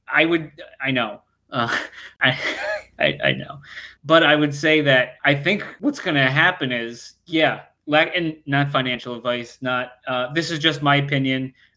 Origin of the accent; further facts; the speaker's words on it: United States; I am American